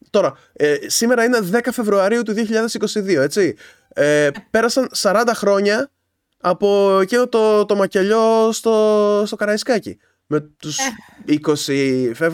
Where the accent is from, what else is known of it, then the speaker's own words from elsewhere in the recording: Kavala, East Macedonia and Thrace, Greece; Είναι Καβάλα, γιατί και εγώ είμαι από την Καβάλα.